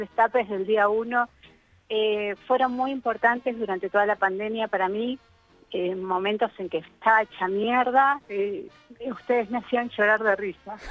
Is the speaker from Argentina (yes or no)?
yes; Buenos Aires, Argentina; moved away as an adult; now in Salta, Argentina; yo soy de Buenos Aires, eh, vivo hace 11 años en el norte